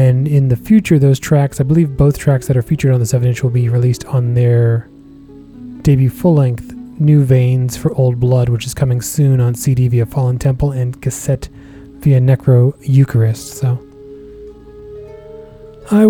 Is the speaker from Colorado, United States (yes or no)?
no; Massachusetts, United States; out of Massachusetts, my home state.